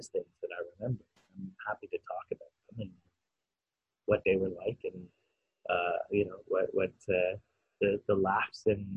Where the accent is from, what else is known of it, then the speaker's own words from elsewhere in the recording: Canada; now in United Kingdom; I'm, a foreigner here in the UK, and I say I grew up in Canada